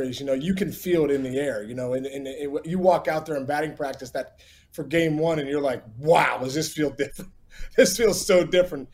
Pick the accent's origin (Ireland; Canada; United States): United States; Upper St. Clair, Pennsylvania; Growing up in Pittsburgh